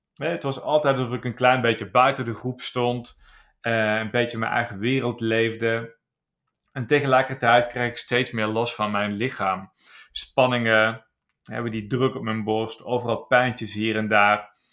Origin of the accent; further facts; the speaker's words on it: Landgraaf, Limburg, Netherlands; geboren in Zuid-Limburg, een klein plaatsje in Landgraaf. En ik ben daar opgegroeid